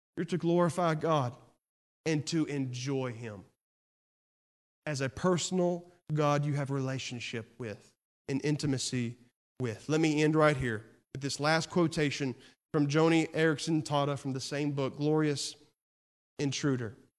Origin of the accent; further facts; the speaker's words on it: Texas, United States; I'm from Texas